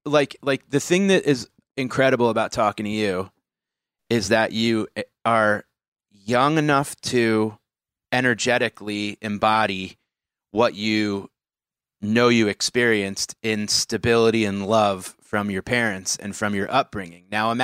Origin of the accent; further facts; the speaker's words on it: New York, United States; Growing up in New York, it's like you've been growing up in a power plant.